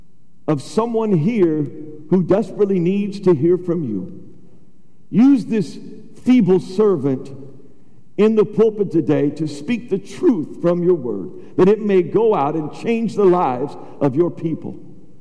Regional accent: United States

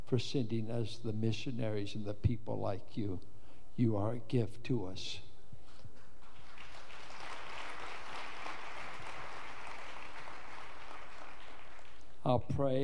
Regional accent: United States

